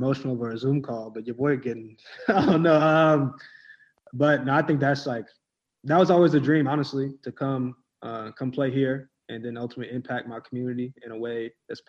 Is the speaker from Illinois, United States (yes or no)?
no; South Carolina, United States; we're from South Carolina